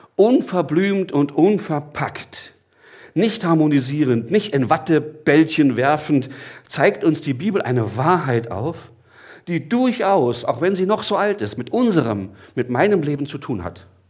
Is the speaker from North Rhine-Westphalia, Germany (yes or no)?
no; Gottmadingen, Baden-Württemberg, Germany; now in Gelnhausen, Germany; ich komme aus Gottmardingen, bin jetzt in Gernhausen